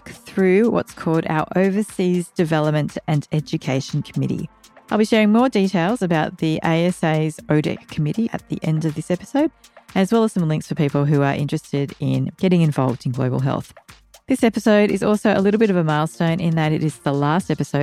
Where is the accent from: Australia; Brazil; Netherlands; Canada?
Australia; Canberra, Australian Capital Territory; I grew up in Canberra